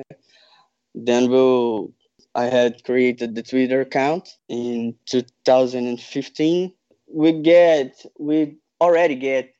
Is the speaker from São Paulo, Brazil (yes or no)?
no; Rio de Janeiro, Brazil; I'm from Rio de Janeiro